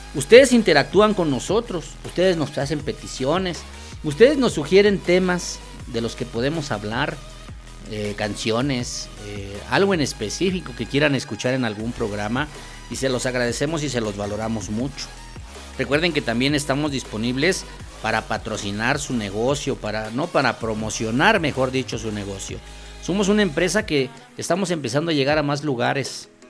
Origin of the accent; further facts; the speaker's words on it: State of Mexico, Mexico; somos mexiquenses